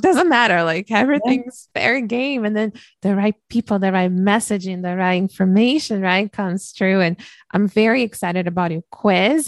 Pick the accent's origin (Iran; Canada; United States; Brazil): Brazil; moved away; I was born and raised in Brazil